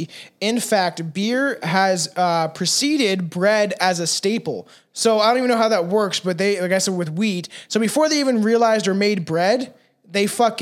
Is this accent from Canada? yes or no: no; South Africa; Like, I'm South African, bro.